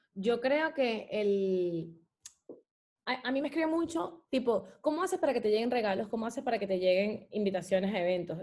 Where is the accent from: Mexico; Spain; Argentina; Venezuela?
Venezuela; moved away; Venezuela es mi país y me enorgullece demasiado, demasiado, demasiado ser venezolana